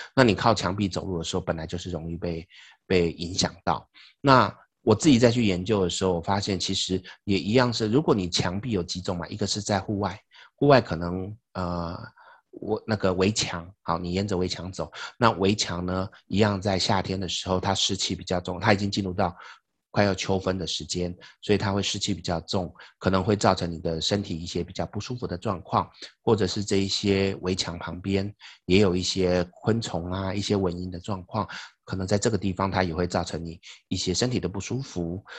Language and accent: Chinese; Taiwan; 我们台湾人